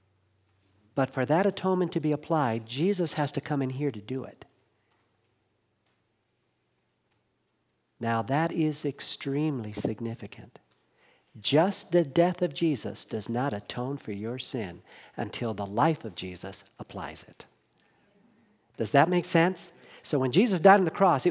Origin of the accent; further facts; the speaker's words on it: Los Angeles, California, United States; now in Hendersonville, United States; when I was growing up in Los Angeles